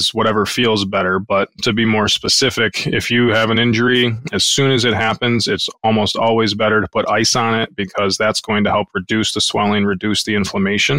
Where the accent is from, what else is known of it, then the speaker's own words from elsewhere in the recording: Southeast Michigan, United States; I grew up in Southeast Michigan, went to undergrad at Oakland University, went to grad school at Wayne State. So the Shelby Township, Sterling Heights, kind of Metro Detroit area